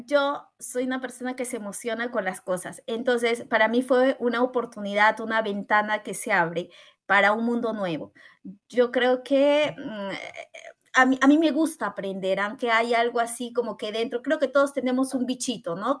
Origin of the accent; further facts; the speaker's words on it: Callao, Peru; moved away as an adult; now in Italy; soy del hermoso Perú, específicamente de la ciudad de Lima y eh, del distrito del Chimpún Callao, del hermoso Callao